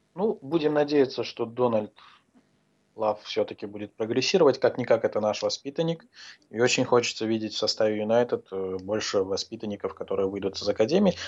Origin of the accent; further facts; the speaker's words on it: Azerbaijan; Я сам из Азербайджана